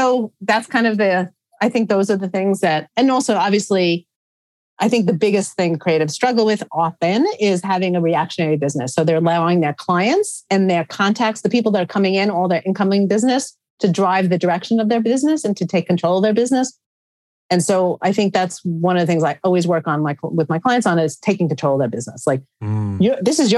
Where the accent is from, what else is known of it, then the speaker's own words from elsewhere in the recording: New York, United States; I am a New Yorker